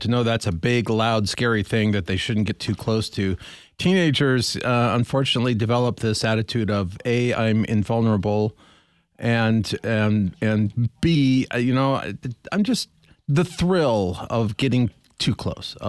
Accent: Montana, United States; I grew up in Montana.

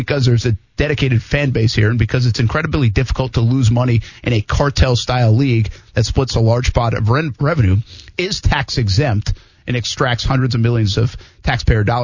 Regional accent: Providence, Rhode Island, United States; my hometown. I mean, Providence.

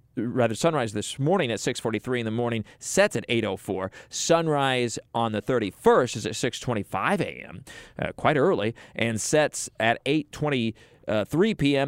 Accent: Midwest, United States; moved away; growing up in the Midwest.

